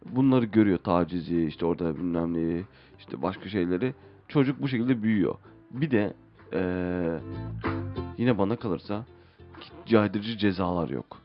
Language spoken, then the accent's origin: Turkish; Istanbul, Turkey; doğduğum yer İstanbul